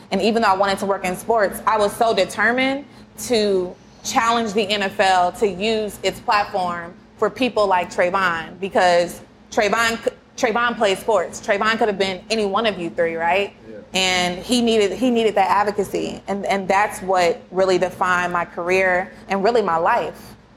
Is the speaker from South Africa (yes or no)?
no; Kansas City, United States; I'm from Kansas City